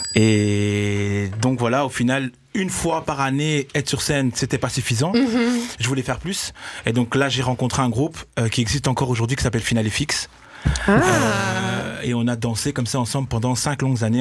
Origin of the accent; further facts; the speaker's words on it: Brussels, Brussels-Capital Region, Belgium; je suis né à Bruxelles danseur